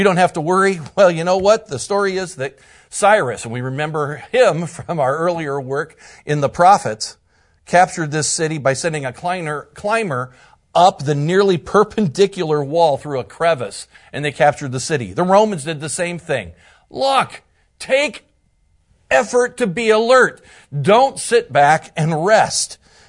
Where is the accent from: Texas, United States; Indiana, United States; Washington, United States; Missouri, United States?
Indiana, United States; from Northern Indiana, one of the pastors, and it is just a joy to be here with you.